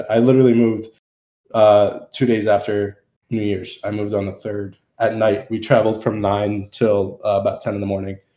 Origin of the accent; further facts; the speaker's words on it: New Jersey, United States; now in Tennessee, United States; Central Jersey.